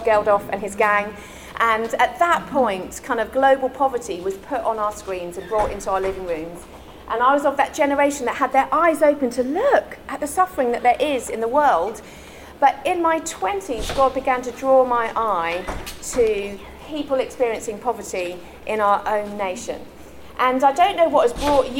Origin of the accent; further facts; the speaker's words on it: London, United Kingdom; also born or lived in Tower Hamlets, East London; I was born and raised in London. And when I was 6 years old, I moved to East London.